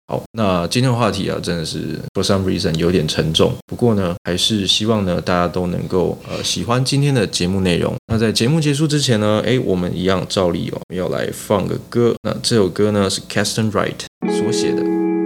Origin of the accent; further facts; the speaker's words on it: Taiwan; 我们台湾人